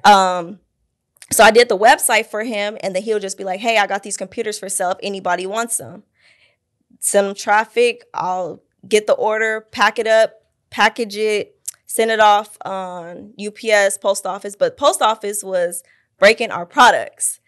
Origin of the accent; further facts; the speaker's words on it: Fontana, California, United States; also born or lived in Pasadena, California; now in Phoenix, United States; grew up in, like, Fontana area, San Bernardino area